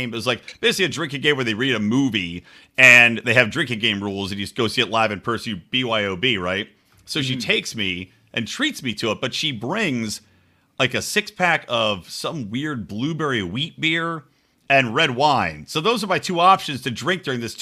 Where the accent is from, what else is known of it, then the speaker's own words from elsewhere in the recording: Philadelphia, Pennsylvania, United States; moved away; I'm originally from Philadelphia area